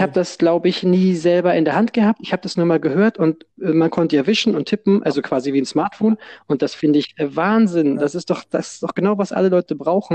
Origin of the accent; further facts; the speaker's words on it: Hamburg, Germany; bei uns in Hamburg sagt man immer